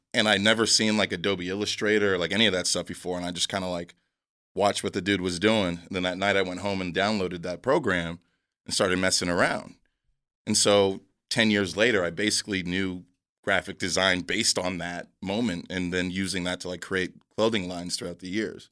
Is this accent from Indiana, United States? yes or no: no; San Diego, California, United States; I'm from San Diego